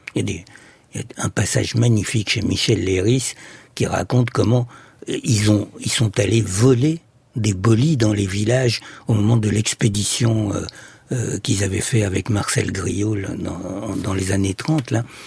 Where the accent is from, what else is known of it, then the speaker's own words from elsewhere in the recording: Egypt; Je suis né en Égypte